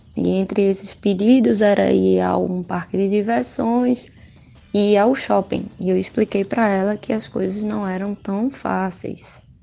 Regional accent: Sertânia, Pernambuco, Brazil; eu sou de Sertânia

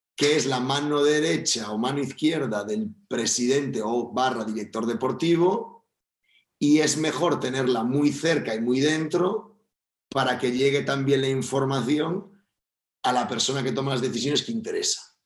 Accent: Spain; also born or lived in Valencia

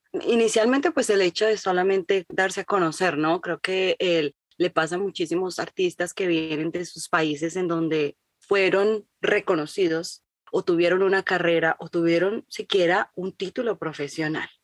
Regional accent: Colombia; moved away as an adult; now in United States; yo nací en Colombia y me crié como colombiana y a los 25 años me vine a vivir a Estados Unidos

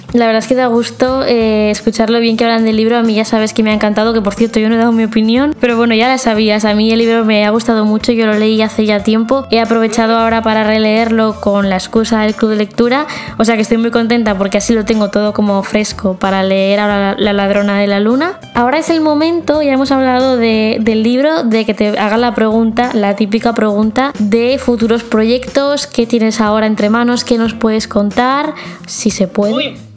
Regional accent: Temuco, Araucanía, Chile; soy de Temuco de Chile

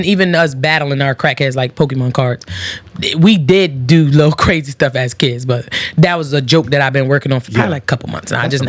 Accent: Connecticut, United States; also born or lived in Georgia; I was born in Georgia, but I was raised in Connecticut.

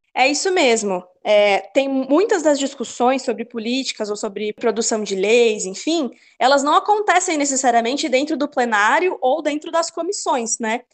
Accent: Louveira, São Paulo, Brazil; now in Campinas, Brazil; os meus pais se mudaram de Campinas há uns 15 anos, numa cidadezinha pequenininha no interior de São Paulo, não tem nem rodoviária, chama Louveira

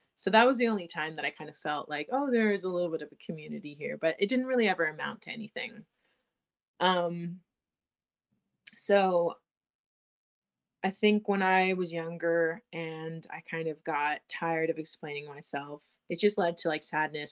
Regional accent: United States; I'm from the I was born in the United States.

